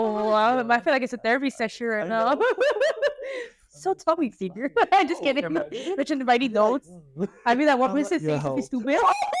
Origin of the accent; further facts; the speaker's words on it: Los Angeles, California, United States; first language Spanish; English is a second language; So I was born in the United States. So I was raised my whole life in, you know, specifically California, Los Angeles.